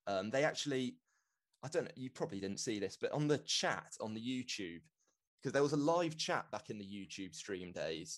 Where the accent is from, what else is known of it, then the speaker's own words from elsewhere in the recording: London, United Kingdom; moved away as an adult; also born or lived in Exeter; I've grown up in London. I'm from London